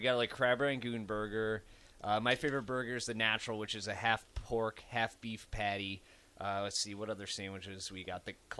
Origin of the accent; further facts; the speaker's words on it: Council Bluffs, Iowa, United States; Council Bluffs, Iowa.